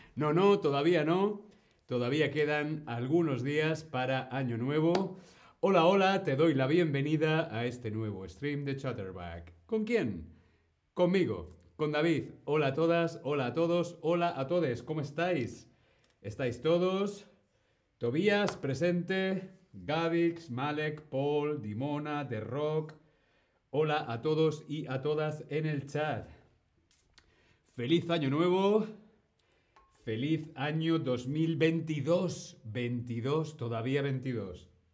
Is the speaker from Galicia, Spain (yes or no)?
no; Madrid, Community of Madrid, Spain; now in Berlin, Germany; yo soy de Madrid, de España, pero yo vivo aquí en Berlín